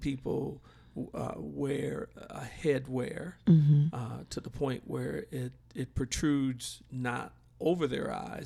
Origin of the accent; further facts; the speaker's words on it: Milwaukee, Wisconsin, United States; I'm originally from Milwaukee, Wisconsin, and we would have severe winters